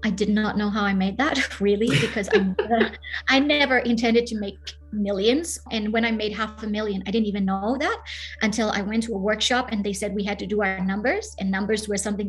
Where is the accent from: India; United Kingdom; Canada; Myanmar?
Myanmar; moved away; I'm originally from Burma, and growing up in Burma, it has been incredible